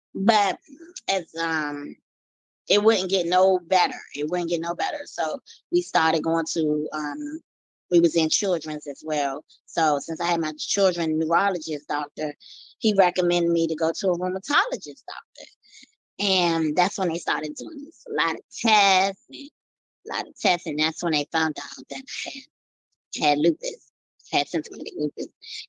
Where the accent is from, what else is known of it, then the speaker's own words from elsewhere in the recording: Washington, District of Columbia, United States; also born or lived in Maryland; Yes, I'm from Washington, D.C. Me and my mommy, we used to live in Maryland, but then we moved to Washington, D.C. So I've been in Washington, D.C. for a while.